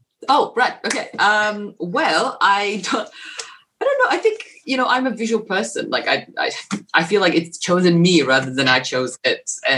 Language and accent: English; Poland; moved away; I grew up in Poland and everything was very dire. It was... pretty much, you know, behind the Iron Curtain.